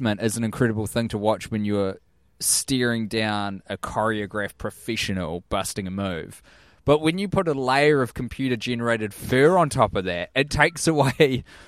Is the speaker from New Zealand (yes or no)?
yes; New Zealand; I'm from New Zealand and I don't know what Puzzling